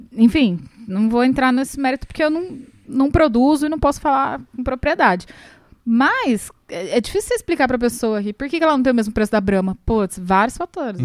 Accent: Ribeirão Preto, São Paulo, Brazil; moved away as an adult; also born or lived in Rio de Janeiro; now in Ubatuba, Brazil; eu sou de Ribeirão Preto

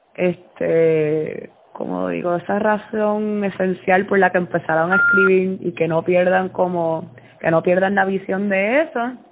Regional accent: Puerto Rico; moved away as an adult; now in New Jersey, United States; somos, somos puertorriqueños todos

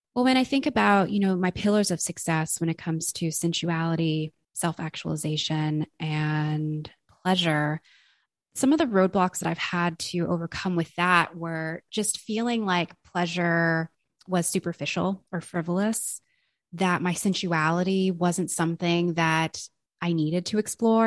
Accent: Los Angeles, California, United States; I am from Los Angeles, California

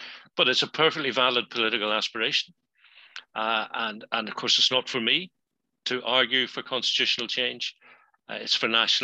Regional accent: Northern Ireland, United Kingdom; I'm Northern Irish, Irish, British and European

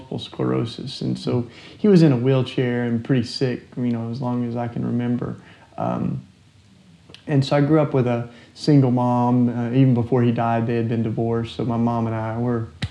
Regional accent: Maryville, Tennessee, United States; I grew up down in Tennessee here, and like a couple hours from Nashville, and in a little town called Maryville. And that certainly, I mean, that's where I lived my whole childhood

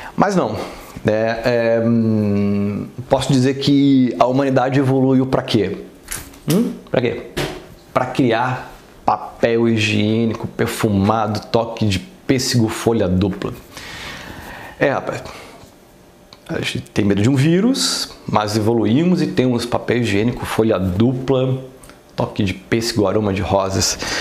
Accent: São Paulo, Brazil; now in Rio de Janeiro, Brazil; apesar de ser carioca, eu não cresci no Rio de Janeiro, né? Eu cresci em São Paulo

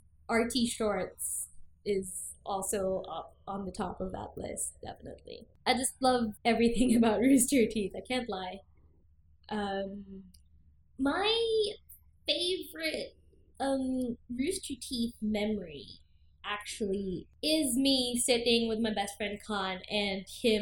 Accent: Philippines; I'm also from the Philippines.

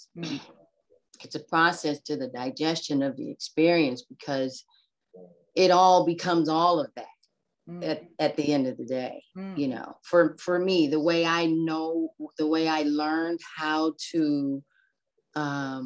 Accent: Los Angeles, California, United States; now in Atlanta, United States; I'm from Los Angeles. I live in Atlanta, but I'm from Los Angeles. I was 7 years old going to Catholic school.

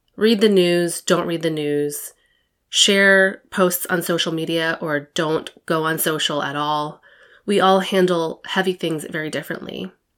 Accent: United States; I'm Taiwanese American. My parents were born in Taiwan and immigrated to the U S in the seventies

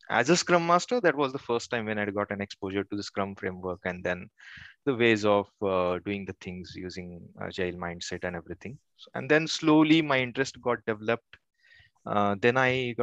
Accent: Kolhapur, Maharashtra, India; moved away as an adult; now in Pune, India; I have done my engineering in my hometown, which is Kolhapur

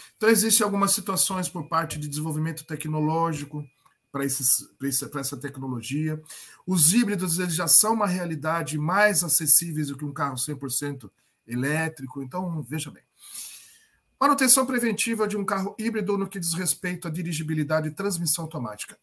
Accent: Sorocaba, São Paulo, Brazil; Eu sou é, aqui de Sorocaba

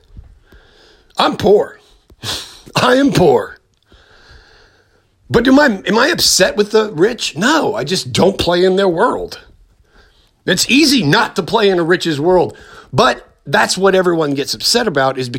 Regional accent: United States; as an American

